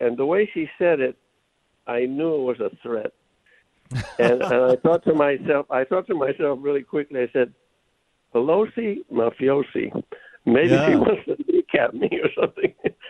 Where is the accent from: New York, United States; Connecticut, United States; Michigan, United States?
Connecticut, United States; New Haven; For the record, I'm a Connecticut boy. I was born in New Haven, Connecticut, in Yale Hospital.